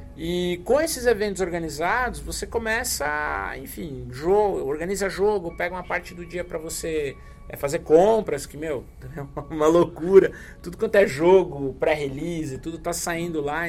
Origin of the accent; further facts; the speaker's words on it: Brazil; vim do Brasil, é minha primeira vez aqui.